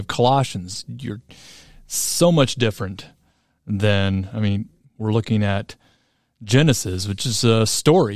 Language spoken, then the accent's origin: English; Oskaloosa, Iowa, United States; I'm from Oskaloosa, Iowa